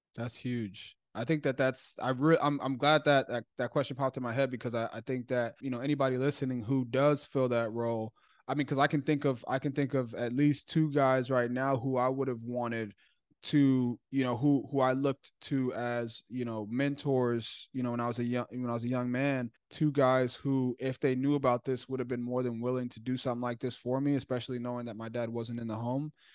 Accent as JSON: {"language": "English", "town": "Chicago", "region": "Illinois", "country": "United States", "tie": "born or raised there", "said": "I grew up in Chicago"}